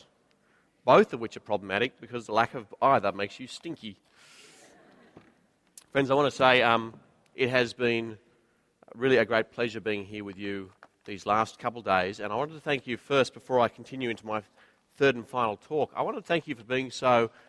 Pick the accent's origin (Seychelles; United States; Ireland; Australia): Australia; Queensland; now in Sydney, Australia; I'm a Queenslander